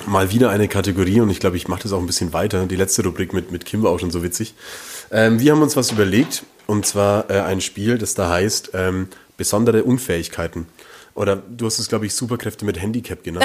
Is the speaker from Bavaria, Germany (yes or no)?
yes; Langenzenn, Bavaria, Germany; wir kommen ja beide vom Land, wir kommen ja beide aus Langenzenn